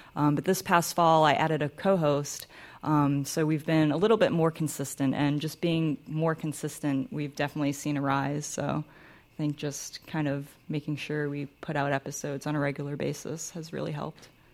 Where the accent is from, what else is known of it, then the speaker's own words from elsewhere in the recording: North Carolina, United States; growing up in North Carolina